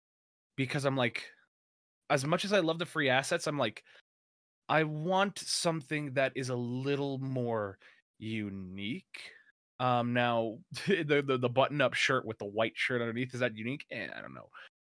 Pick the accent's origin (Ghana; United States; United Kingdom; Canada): United States; Las Vegas, Nevada; also born or lived in California; I call Las Vegas my hometown. You know, the city of sin. it's actually a really nice city to live in.